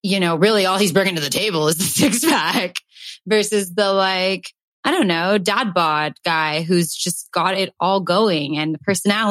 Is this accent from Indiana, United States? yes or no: no; Calabasas, California, United States; growing up in Calabasas